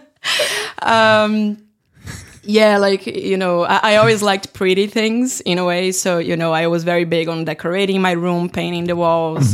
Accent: Brazil; moved away as an adult; now in Finland; I was working with games in, in my hometown in Brazil

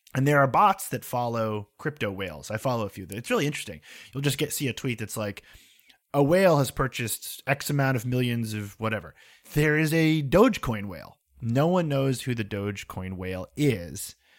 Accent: United States; along one highway that I grew up on

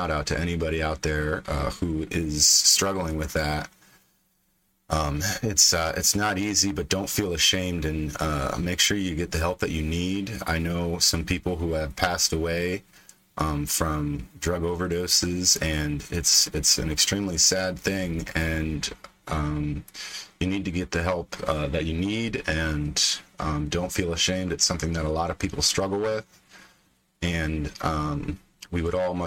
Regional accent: Pennsylvania, United States; my home state of PA

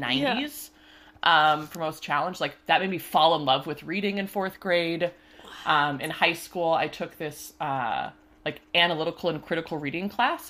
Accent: Washington, United States; moved away as an adult; also born or lived in Ohio / Pennsylvania; now in Pittsburgh, United States; I grew up, uh, in, like, a pretty liberal area out in Washington State

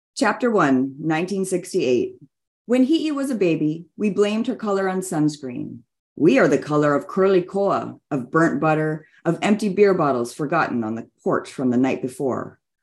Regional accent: Hilo, Hawaii, United States; now in California, United States; my hometown of Hilo on the Big Island of Hawaii

